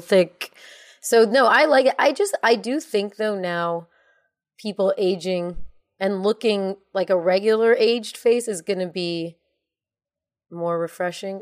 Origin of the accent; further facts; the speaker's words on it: United States; I'm American